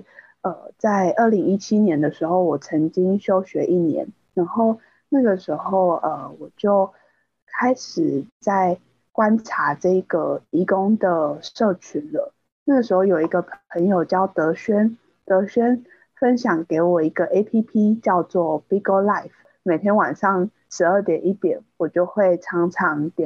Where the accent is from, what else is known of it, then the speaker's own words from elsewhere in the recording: Taiwan; 身为台湾人，直播应该是一件很尴尬的事情。